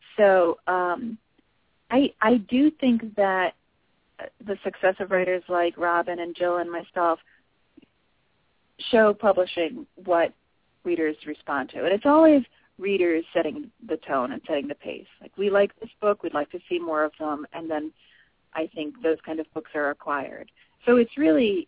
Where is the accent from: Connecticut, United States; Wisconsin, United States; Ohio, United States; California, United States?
Connecticut, United States; New England; I live in my hometown